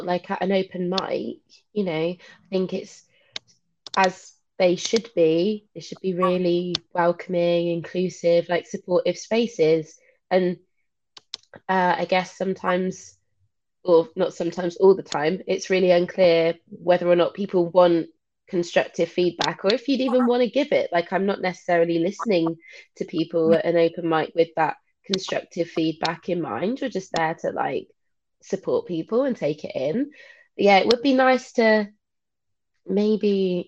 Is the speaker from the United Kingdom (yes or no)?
yes; Witney, South East England, United Kingdom; moved away as an adult; now in Brighton, United Kingdom; No, I'm from Oxfordshire originally. I'm from a town called Whitney